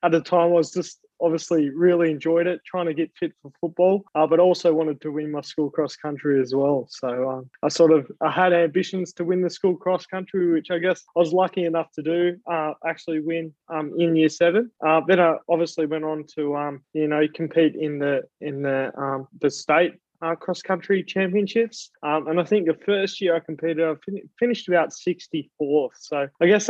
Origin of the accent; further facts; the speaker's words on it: Australia; I'm an Australian Paralympian